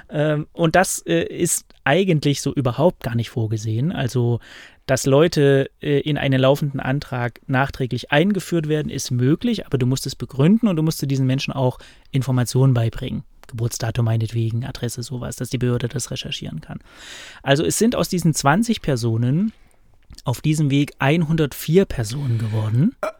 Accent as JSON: {"language": "German", "region": "East Germany", "country": "Germany", "tie": "born or raised there", "said": "ich bin ja im Osten geboren und groß ja. geworden"}